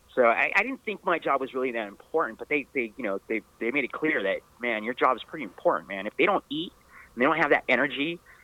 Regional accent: California, United States; I grew up in California

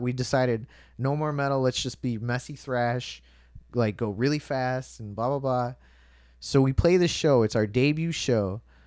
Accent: Chicago, Illinois, United States; I was born in the South Chicago Hospital

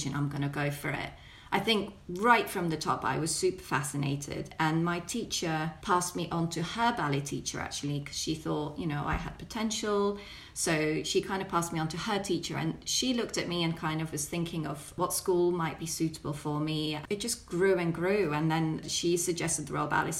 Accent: Belgium; I grew up in Belgium

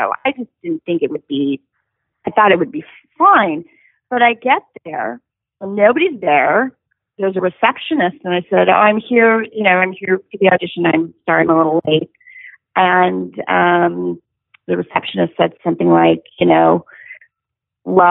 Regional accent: Los Angeles, California, United States; also born or lived in Carson City, Nevada / Tucson, Arizona; I grew up in Studio City in North Hollywood

